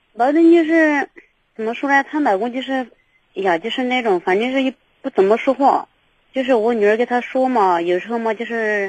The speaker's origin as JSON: {"language": "Chinese", "region": "Yunnan", "country": "China", "moved": "yes", "said": "我们是云南的"}